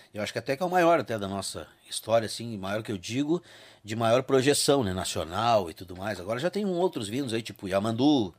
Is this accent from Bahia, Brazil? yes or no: no; Tramandaí, Rio Grande do Sul, Brazil; now in Porto Alegre, Brazil; Eu sou lá de Tramandaí